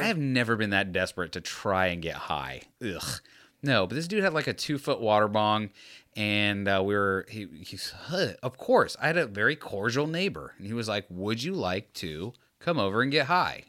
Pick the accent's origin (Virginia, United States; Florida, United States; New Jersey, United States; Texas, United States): Florida, United States; Tampa; I'm from Tampa